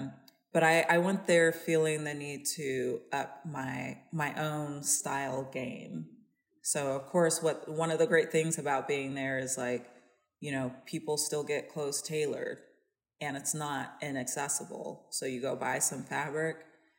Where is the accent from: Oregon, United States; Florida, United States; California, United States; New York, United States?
California, United States; I'm from California.